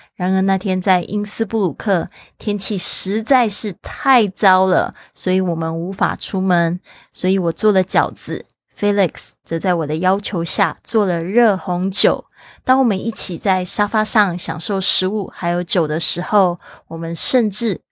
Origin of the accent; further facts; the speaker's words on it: Kaohsiung, Taiwan; 我的家乡，高雄